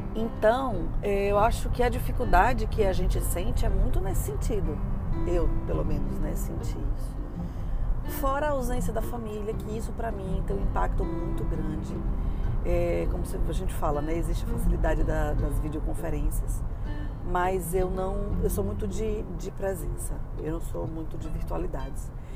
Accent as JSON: {"language": "Portuguese", "country": "Brazil", "moved": "as an adult", "lives_now": "United States", "said": "eu saí do Brasil no auge da minha carreira"}